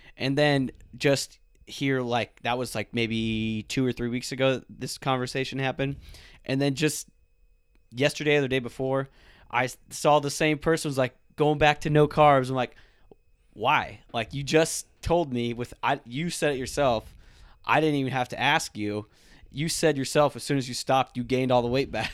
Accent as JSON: {"language": "English", "region": "South Florida", "country": "United States", "moved": "yes", "said": "I'm originally from South Florida"}